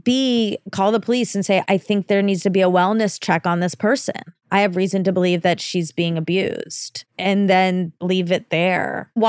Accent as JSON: {"language": "English", "region": "Iowa", "country": "United States", "said": "I'm from Iowa and there isn't a lot of national entertainment here, so it is so foreign to me."}